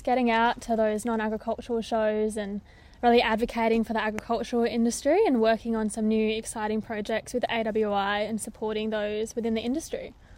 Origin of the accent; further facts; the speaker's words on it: Corrigin, Western Australia, Australia; I grew up on a mixed cropping and f-, sheep enterprise in Coryton, the wheat belt of Western Australia